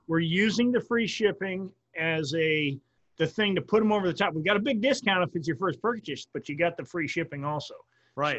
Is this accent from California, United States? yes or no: no; Wisconsin, United States; we grew up in Wisconsin